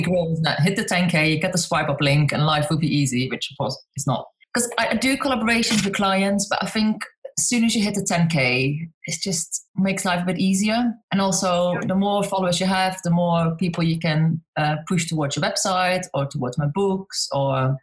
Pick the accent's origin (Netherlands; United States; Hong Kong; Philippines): Netherlands; moved away as an adult; also born or lived in South East England; now in United Kingdom; I'm Dutch, but so I'm from the Netherlands, but I live in the UK in, eh, on the southeast coast in a little town on the beach